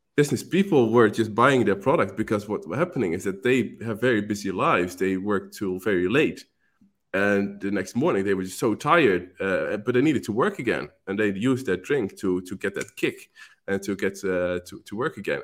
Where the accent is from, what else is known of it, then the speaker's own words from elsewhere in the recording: Netherlands; moved away as an adult; now in Malta; I'm from the Netherlands, and, um, currently living in Malta